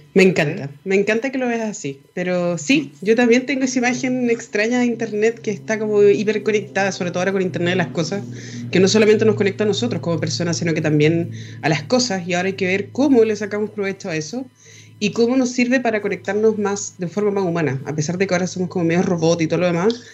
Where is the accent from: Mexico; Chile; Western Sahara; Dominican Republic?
Chile; ciudadanos chilenos